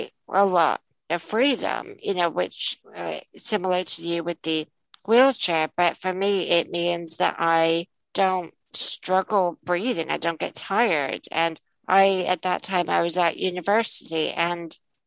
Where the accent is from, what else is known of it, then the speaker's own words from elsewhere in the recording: United States; now in United Kingdom; I grew up in the States